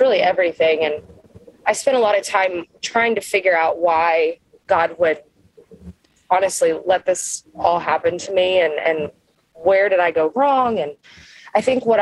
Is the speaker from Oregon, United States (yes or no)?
no; Kentucky, United States; I am from Kentucky, you know, we can get a little crazy